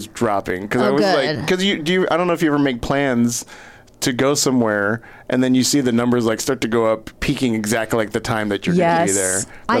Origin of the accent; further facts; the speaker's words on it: Texas, United States; In Texas.